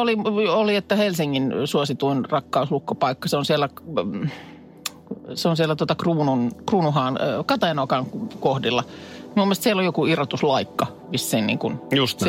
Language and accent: Finnish; Vesijärvi, Päijät-Häme, Finland; Vesijärven rannassakaan, jos nyt muistelen lapsuutta